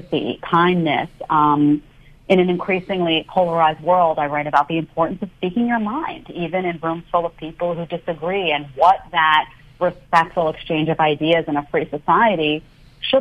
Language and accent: English; New York City, New York, United States; also born or lived in Manhattan, New York; I grew up in Staten Island, New York, in a small condo behind the Staten Island Mall